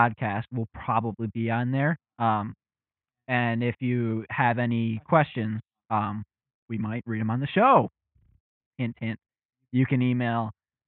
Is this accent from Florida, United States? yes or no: no; around Detroit, Southeast Michigan, United States; We are from Southeast Michigan, right around Detroit